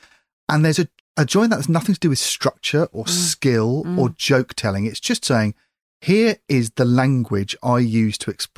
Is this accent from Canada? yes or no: no; United Kingdom; as a Brit watching it